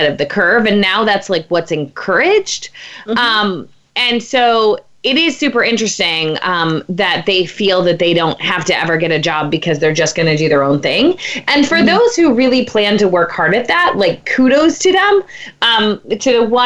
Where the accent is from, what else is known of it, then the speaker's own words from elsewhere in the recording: Pennsylvania, United States; I'm from Pennsylvania